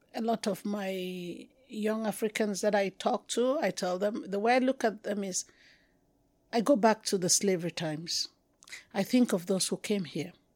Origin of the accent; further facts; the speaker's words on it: Cameroon; accent: Anglophone Cameroonian; moved away as an adult; also born or lived in Yaoundé; they can get from my accent that I'm Anglophone